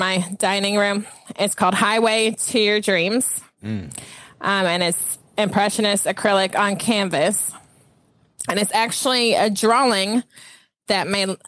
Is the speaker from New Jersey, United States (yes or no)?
no; Franklin, Tennessee, United States; also born or lived in Flint, Michigan; Yes, I was born in Flint, Michigan. I moved to Franklin, Tennessee when I was 5. My dad worked for Saturn, so that's why we moved here. So I grew up in Franklin